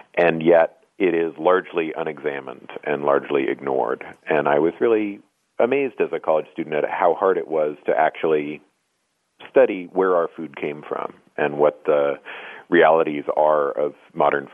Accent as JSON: {"language": "English", "region": "Oregon", "country": "United States", "tie": "born or raised there", "moved": "as an adult", "said": "I grew up in the West Coast in Oregon."}